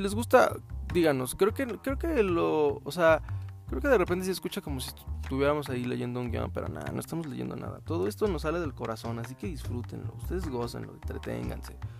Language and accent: Spanish; Mexico